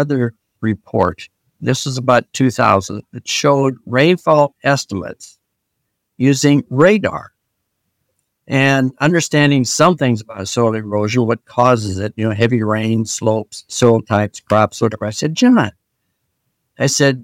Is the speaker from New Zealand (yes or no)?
no; Iowa, United States; I grew up in Iowa